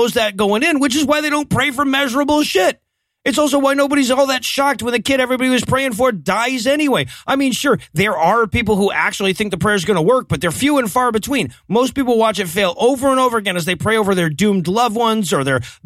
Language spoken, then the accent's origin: English; Waycross, Georgia, United States; the streets of my hometown